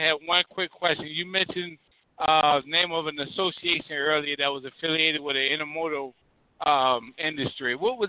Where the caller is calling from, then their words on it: Virginia, United States; I'm calling from Virginia.